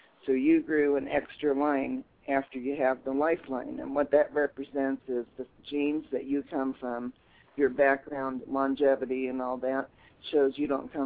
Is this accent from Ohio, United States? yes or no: yes; Dayton, Ohio, United States; now in Colorado, United States; I'm from Dayton, Ohio.